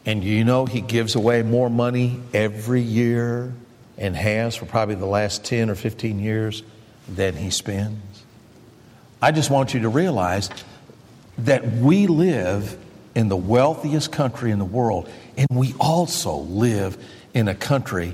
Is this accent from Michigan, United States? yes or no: yes; Michigan, United States; I grew up in Michigan